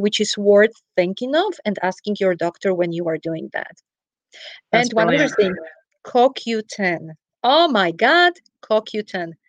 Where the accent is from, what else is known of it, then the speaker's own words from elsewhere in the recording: Poland; moved away; I'm originally from Poland. For everyone who is curious about the accent, I travel to Poland.